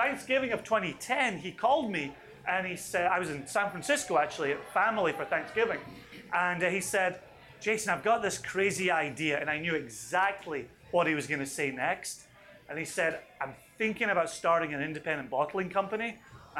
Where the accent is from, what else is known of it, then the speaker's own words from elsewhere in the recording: Scotland, United Kingdom; moved away as an adult; also born or lived in Aberdeen, Scotland / Eastern Washington, United States; now in Virginia, United States; even though I'm Scottish, I grew up hating whiskey. I grew up in a blue-collar family.